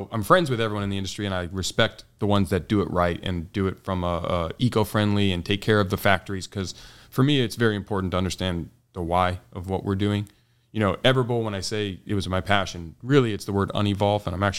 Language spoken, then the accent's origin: English; San Diego, California, United States; San Diego, born and raised, native.